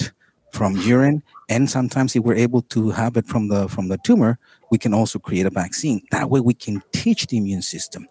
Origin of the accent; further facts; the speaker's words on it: Tijuana, Baja California, Mexico; I'm from here.